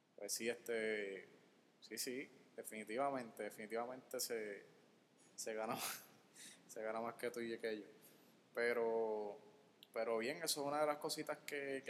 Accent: Guaynabo, Puerto Rico; soy, de Guaynabo, no soy de San Juan

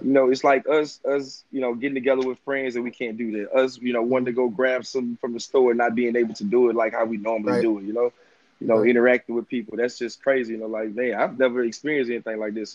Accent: Maryville, Louisiana, United States; now in Baton Rouge, United States; I'm from Maryville, Louisiana, but mm-hmm. I, I, reside in Baton Rouge, Louisiana

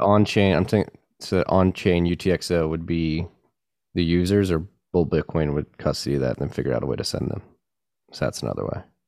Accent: Pennsylvania, United States; my home state as well

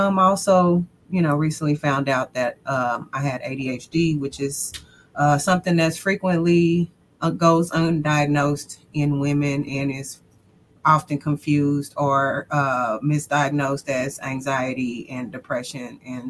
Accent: Kansas City, United States; moved away as an adult; now in Fort Worth, United States; I'm originally from Kansas City, but I live in Fort Worth, Texas. I've been in Texas for 14 years

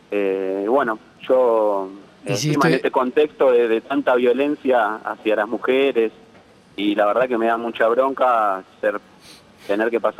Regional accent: Palomar, Buenos Aires Province, Argentina; Bueno, nada, primero eh, soy de Palomar, así que estoy muy referenciado

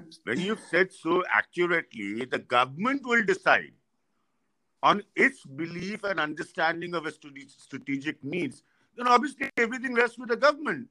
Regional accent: Lucknow, Uttar Pradesh, India; I come from Lucknow

